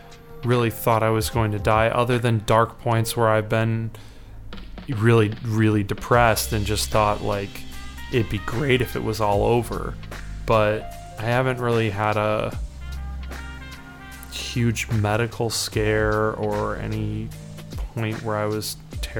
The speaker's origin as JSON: {"language": "English", "town": "Chicago", "region": "Illinois", "country": "United States"}